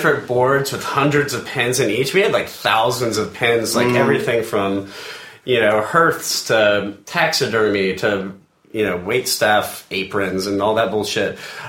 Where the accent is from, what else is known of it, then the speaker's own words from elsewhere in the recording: the South, United States; we definitely have a lot of Southern influences because we're both from the South.